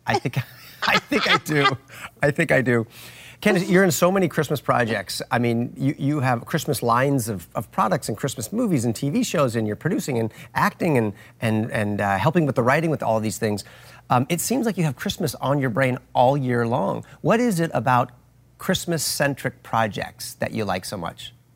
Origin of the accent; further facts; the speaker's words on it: California, United States; I was from California